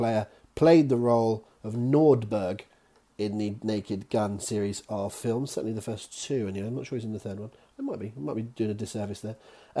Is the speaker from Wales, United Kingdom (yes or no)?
no; Devon, South West England, United Kingdom; accent: Devon; there's my Devon accent on worlds.